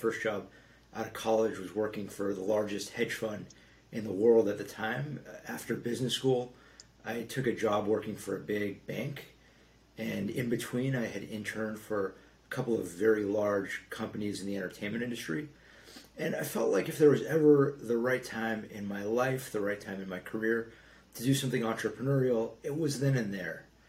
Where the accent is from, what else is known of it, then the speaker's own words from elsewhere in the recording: Los Angeles, California, United States; both parts of Los Angeles, my hometown